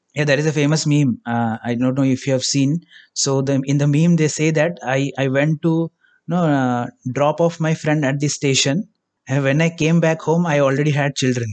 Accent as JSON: {"language": "English", "country": "India", "said": "I am from India, if you couldn't get it by the accent"}